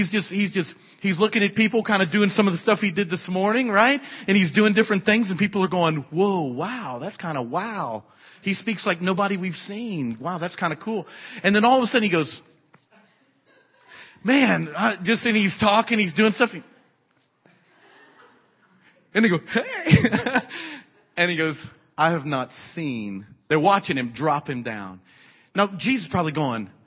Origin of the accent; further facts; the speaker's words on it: South Louisiana, United States; moved away; I'm from South Louisiana